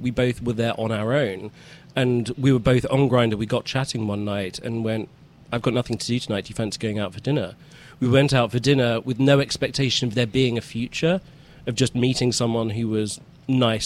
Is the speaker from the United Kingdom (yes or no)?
yes; London, United Kingdom; moved away as an adult; now in New York, United States; I was born and bred in London. My family's all from London.